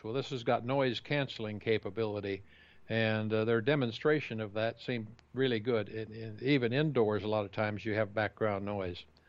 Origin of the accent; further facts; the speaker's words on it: Kansas, United States; the farm I grew up in Kansas